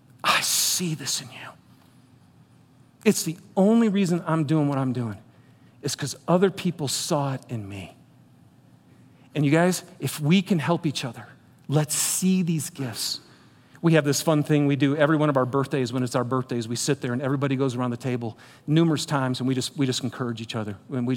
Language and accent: English; Michigan, United States; I'm from Michigan.